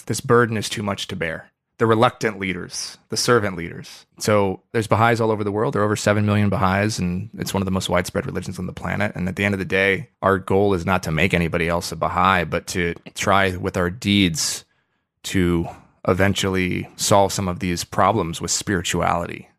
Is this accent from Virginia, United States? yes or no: no; Oregon, United States; I grew up in Oregon